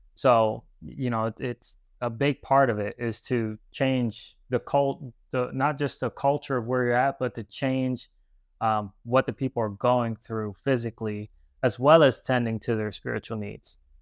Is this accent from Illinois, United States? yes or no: no; New Haven, Connecticut, United States; moved away as an adult; now in Florida, United States; I grew up in New Haven, Connecticut